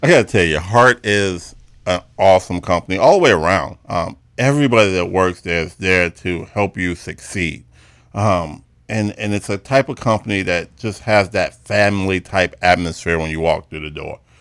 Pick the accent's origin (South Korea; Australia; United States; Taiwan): United States; Chicago, Illinois; I was born and raised in Chicago